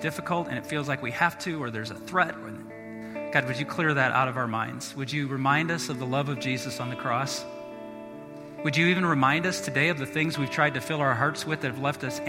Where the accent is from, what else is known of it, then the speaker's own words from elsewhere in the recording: South Bend, Indiana, United States; moved away; I'm from South Bend, Indiana. We get lake effect snow